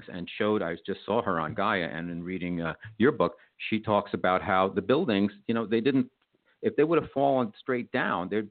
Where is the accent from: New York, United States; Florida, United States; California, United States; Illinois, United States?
New York, United States; being a New Yorker, I was here on the day 9/11